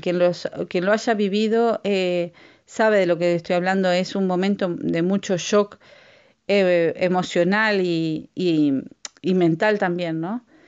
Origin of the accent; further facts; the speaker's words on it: Uruguay; moved away; yo soy de Uruguay eh, mi, familia también es de Uruguay